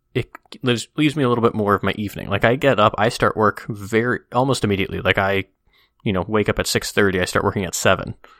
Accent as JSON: {"language": "English", "region": "Midwest", "country": "United States", "tie": "born or raised there", "said": "growing up in the Midwest"}